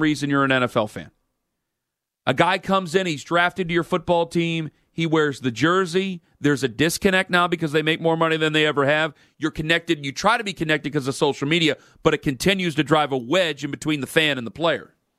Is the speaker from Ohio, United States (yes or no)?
yes; Stark County, Ohio, United States; I'm from Stark County